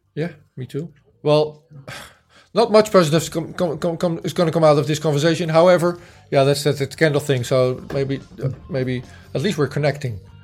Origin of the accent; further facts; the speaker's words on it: Netherlands; I grew up in the Netherlands. I was born in 1970